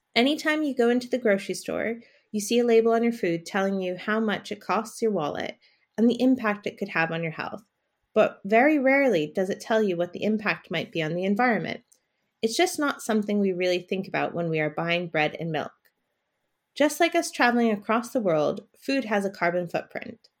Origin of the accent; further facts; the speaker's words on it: United States; now in London, United Kingdom; I'm from America, and I live in London